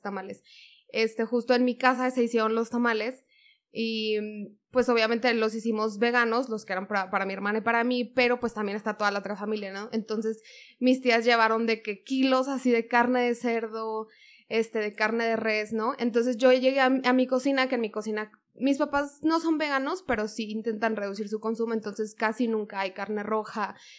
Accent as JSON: {"language": "Spanish", "town": "Monterrey", "region": "Nuevo León", "country": "Mexico", "said": "yo soy de Monterrey, entonces pues la cultura en Monterrey es carne asada todo el fin de semana. Y justo mi familia es muy regia"}